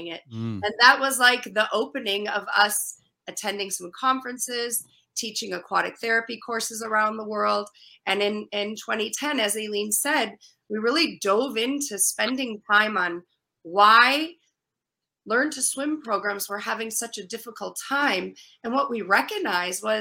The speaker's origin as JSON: {"language": "English", "region": "Minnesota", "country": "United States", "moved": "yes", "lives_now": "East Coast, United States", "said": "I moved from the Midwest. I'm a Midwesterner, Minnesota"}